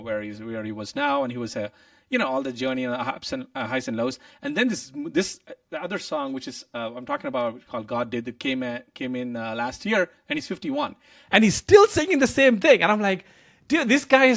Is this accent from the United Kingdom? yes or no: no; India; moved away as an adult; now in United States; growing up in India